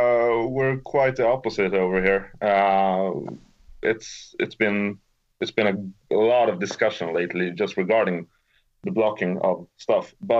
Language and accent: English; Stockholm, Stockholm County, Sweden; I'm from Sweden, Stockholm, which, is the capital of Sweden.